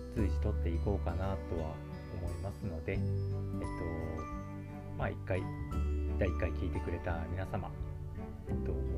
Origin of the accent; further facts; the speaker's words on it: Kyushu, Japan; moved away as an adult; now in Tokyo, Japan; 私もともと生まれは九州の方になるんですけども、えっと、東京に、え引っ越してきたのは、えっと、本当につい最近ですね